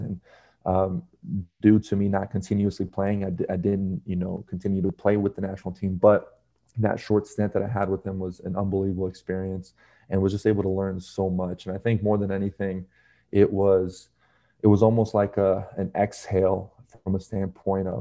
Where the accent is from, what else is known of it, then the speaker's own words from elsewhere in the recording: United States; growing up here in the States and essentially only having, you know, your mom, your dad, and your sister